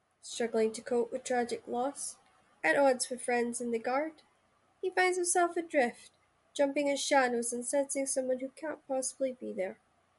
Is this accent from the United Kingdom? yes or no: yes; Shetland, Scotland, United Kingdom; Well, if you don't know me, I'm from Shetland. So I grew up with Nordic, Danish, Russian, Shetland dialect is all that, right? Plus Scottish.